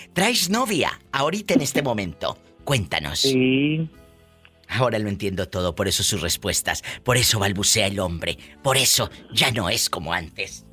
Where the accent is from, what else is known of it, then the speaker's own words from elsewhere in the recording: Matamoros, Tamaulipas, Mexico; moved away; yo salí de mi tierra hace muchos años, que es Matamoros, Tamaulipas